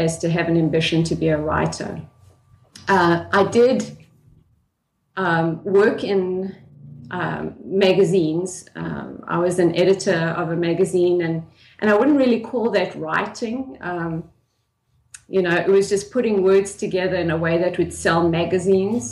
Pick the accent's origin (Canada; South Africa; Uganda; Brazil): South Africa; I grew up in South Africa in the 1970s and the 1980s